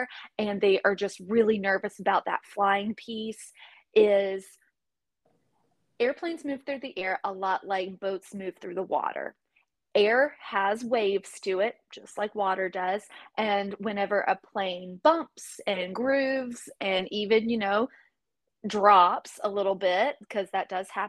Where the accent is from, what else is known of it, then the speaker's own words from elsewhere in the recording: East Coast, United States; moved away; also born or lived in Texas; I grew up on the East Coast